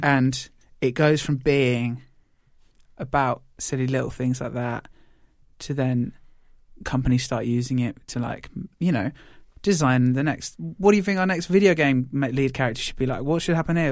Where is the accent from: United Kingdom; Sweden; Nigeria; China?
United Kingdom; we're British